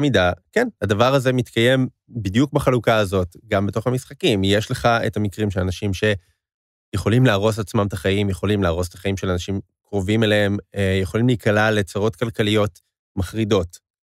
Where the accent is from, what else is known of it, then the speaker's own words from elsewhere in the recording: Israel; אני ואתה, ישראלים